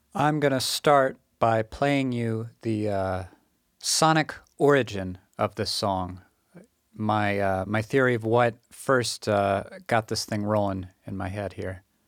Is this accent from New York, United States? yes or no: no; Massachusetts, United States; moved away as an adult; also born or lived in Kyoto, Japan; my first couple months back in Massachusetts